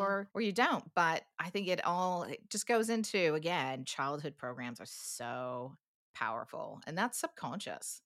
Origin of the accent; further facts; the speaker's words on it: United States; moved away as an adult; now in New Zealand; as an American